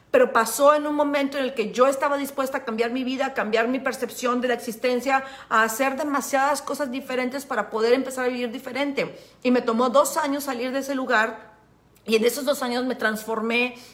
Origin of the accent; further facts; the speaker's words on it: Veracruz, Mexico; soy de Veracruz y me sale lo pinche.